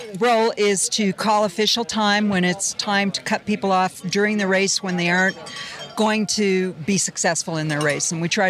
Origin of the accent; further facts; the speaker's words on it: California, United States; also born or lived in Laguna Beach, California; Well, I'm from California. I live in Laguna Beach.